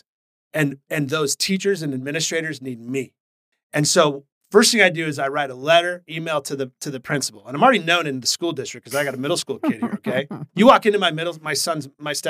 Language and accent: English; Portland, Oregon, United States; I'm a Portland native